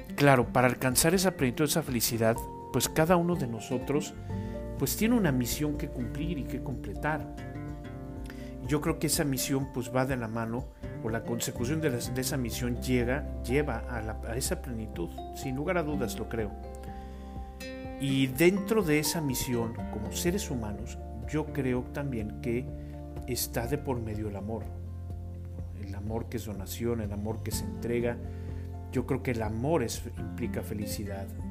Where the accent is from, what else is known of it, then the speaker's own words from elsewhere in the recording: Mexico; los que somos mexicanos